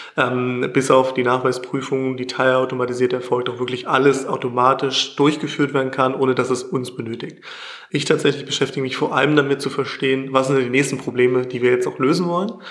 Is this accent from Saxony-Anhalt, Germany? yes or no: yes; near Magdeburg, Saxony-Anhalt, Germany; Ich komme aus der Nähe von Magdeburg